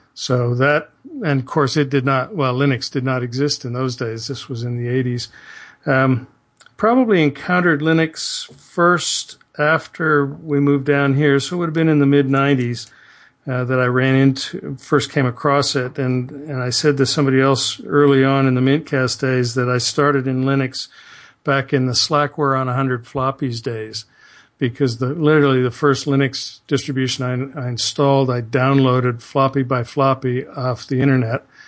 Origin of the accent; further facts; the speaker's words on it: southern Ontario, Canada; moved away as an adult; now in Houston, United States; living in my little insulated southern Ontario place